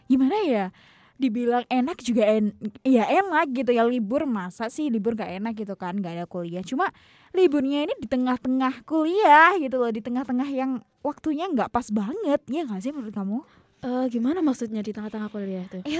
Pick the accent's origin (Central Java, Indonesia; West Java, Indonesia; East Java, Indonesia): East Java, Indonesia; Tulungagung; kota asalku di Tulungagung gitu. Jadi ya liburanku hanya sekitar Tulungagung aja soalnya.